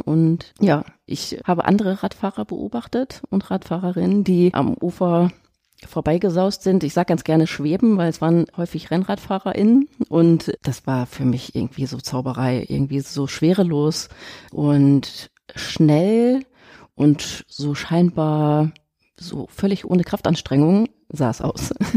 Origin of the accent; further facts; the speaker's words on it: Essen, North Rhine-Westphalia, Germany; ich bin in Essen geboren